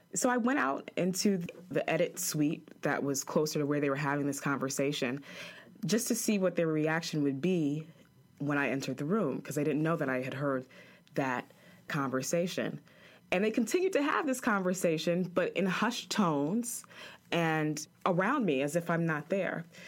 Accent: New York, United States; moved away as an adult; also born or lived in Chapel Hill, North Carolina / Greenville, North Carolina; I'm a girl from New York

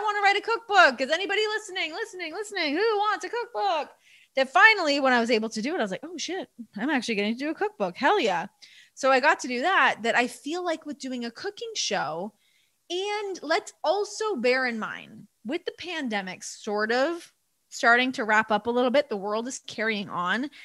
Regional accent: Toronto, Ontario, Canada; growing up in Toronto

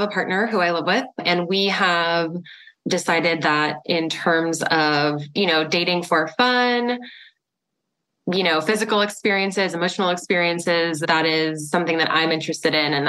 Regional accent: East Coast, United States; also born or lived in New York / Florida; I'm from the East Coast originally, about 10 years in New York, 10 years in Florida. And now I've been here about over 10 years as well.

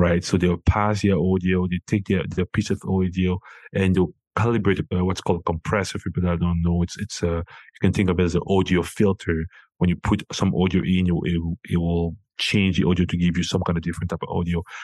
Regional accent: Cameroon; moved away; I'm originally from Cameroon

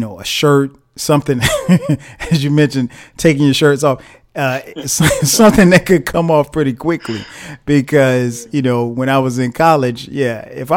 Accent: Florence, South Carolina, United States; we grew up in the same hometown. right, in Florence, South Carolina.

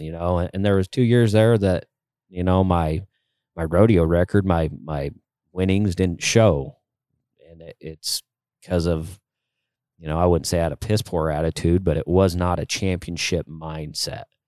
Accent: Utah, United States; my home state of Utah

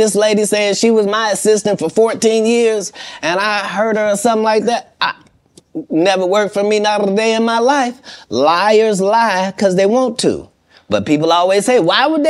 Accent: Ohio, United States; moved away; also born or lived in Los Angeles, United States; I'm from Ohio

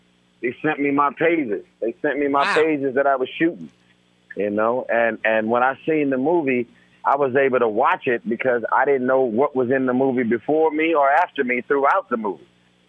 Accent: West Coast, United States; I'm from the West Coast, man, born and raised. So everything West Coast, I'm about it, you know?

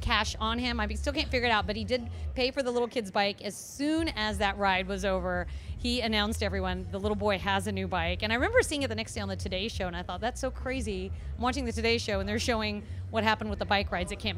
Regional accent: Midwest, United States; now in Houston, United States; I'm from the Midwest

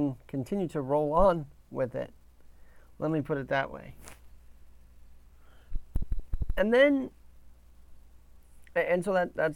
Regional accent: New York, United States; as a New Yorker

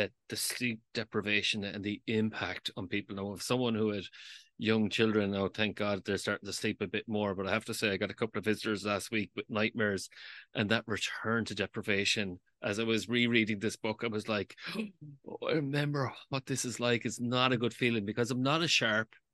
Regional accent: Galway, Connacht, Ireland; I am from Galway, which is the city of tribes. I'm a proud tribesman

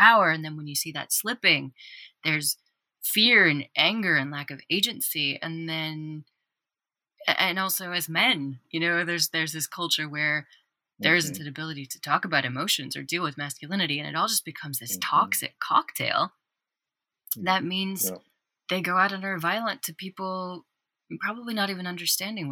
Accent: Wyoming, United States; I'm from Wyoming.

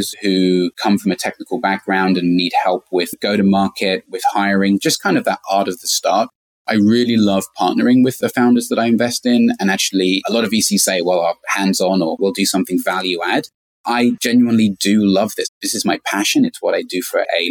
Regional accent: London, United Kingdom; moved away as an adult; now in San Francisco, United States; I'm originally from London. I moved to San Francisco in 2006

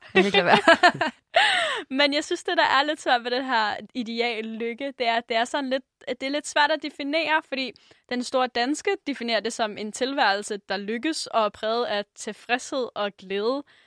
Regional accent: Denmark; som dansker

